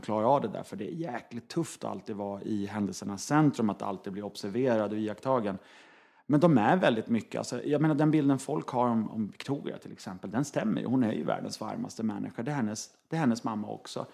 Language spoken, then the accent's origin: Swedish; Norrland inland, Sweden; jag är uppvuxen i Norrlands inland